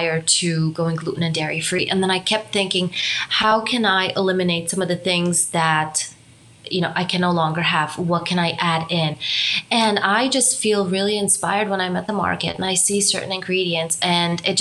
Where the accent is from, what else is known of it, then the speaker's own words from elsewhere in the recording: Romania; moved away; also born or lived in Germany; My background is I'm from Romania. I also spent some time in Germany